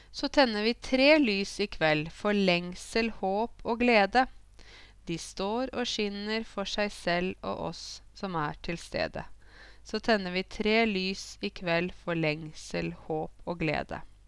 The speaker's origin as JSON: {"language": "Norwegian", "town": "Åmot", "region": "Innlandet", "country": "Norway", "tie": "born or raised there", "said": "Jeg vokste jo opp uh, i Åmot"}